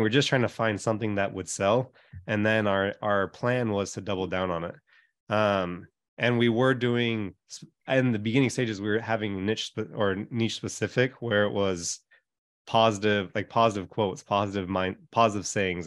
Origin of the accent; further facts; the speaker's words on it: Hawaii, United States; moved away; I grew up in Hawaii.